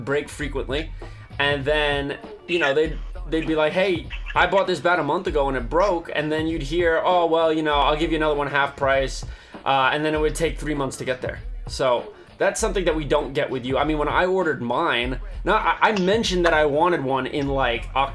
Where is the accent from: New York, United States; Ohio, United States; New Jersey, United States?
New Jersey, United States; I'm from New Jersey